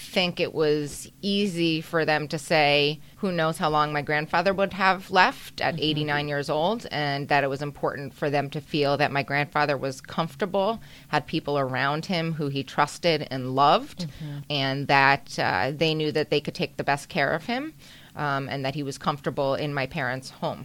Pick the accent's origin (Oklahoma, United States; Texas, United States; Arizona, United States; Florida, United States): Florida, United States; Boca Raton; I grew up here in South Florida, Boca Raton, Florida